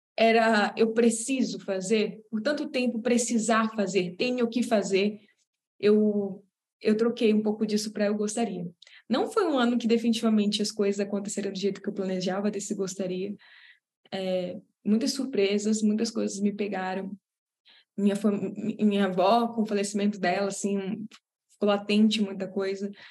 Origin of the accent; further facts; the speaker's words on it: Belém, Pará, Brazil; moved away; para voltar para lá, para Belém, que é de onde eu sou, de onde minha família é